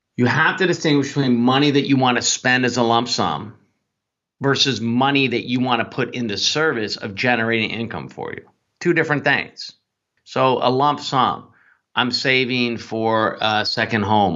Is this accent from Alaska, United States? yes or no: no; Northern California, United States; I grew up in Northern California